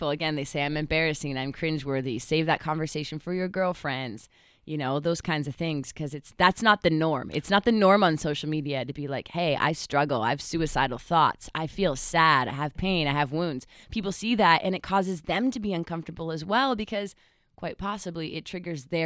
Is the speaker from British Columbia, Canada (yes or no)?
yes; British Columbia, Canada; moved away as an adult; I didn't grow up here. I moved here about nine years ago